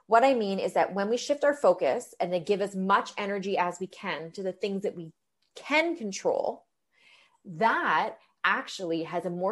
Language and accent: English; London, Ontario, Canada; now in Toronto, Canada; I'm from London, Ontario. And so I didn't go home for Thanksgiving